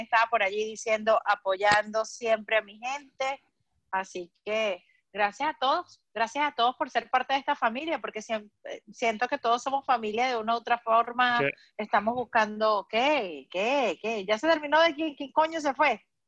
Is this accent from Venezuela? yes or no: yes; Acarigua, Portuguesa, Venezuela; moved away; also born or lived in Maracay; yo pasé por el pastoral de los llanos porque soy de Acarigua